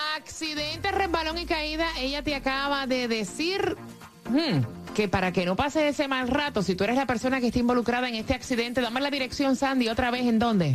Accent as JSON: {"language": "Spanish", "country": "Puerto Rico", "also_born_or_lived": "Orlando, Florida", "moved": "as an adult", "said": "Orlando fue mi primera casa cuando yo me fui de Puerto Rico"}